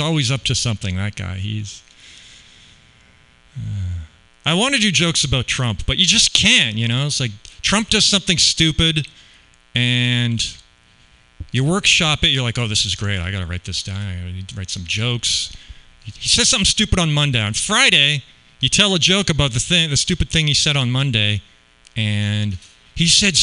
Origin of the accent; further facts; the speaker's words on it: Canada; now in Las Vegas, United States; I grew up in Canada where we don't really have guns so much